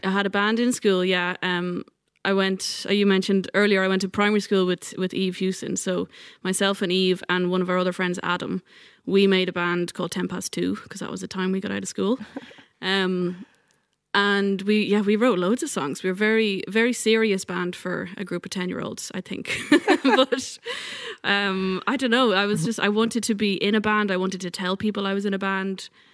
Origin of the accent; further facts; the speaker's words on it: Ireland; also born or lived in New York / Dublin; now in West Kerry, Ireland; when I moved home from New York, I think the thing that kept me in Ireland